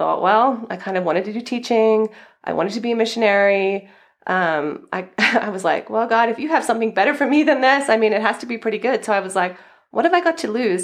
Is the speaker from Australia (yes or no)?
yes; Australia; moved away as an adult; also born or lived in California; now in United States; as you might hear from my accent, I'm originally from Australia